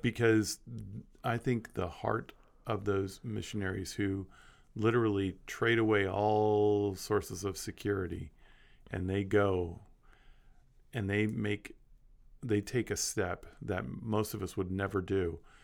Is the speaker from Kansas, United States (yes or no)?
yes; Kansas, United States; I grew up in Kansas